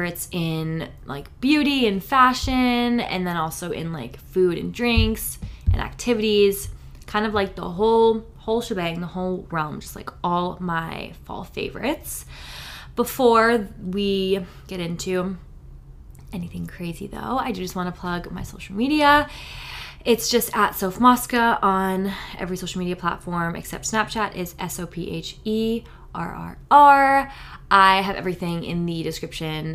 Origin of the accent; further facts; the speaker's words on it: New Hampshire, United States; also born or lived in Florida; now in California, United States; I grew up in New Hampshire